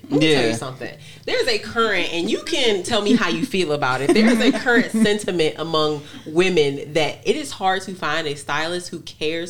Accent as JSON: {"language": "English", "area": "St. Mary's County", "region": "Maryland", "country": "United States", "tie": "born or raised there", "said": "And so I'm from St. Mary's County."}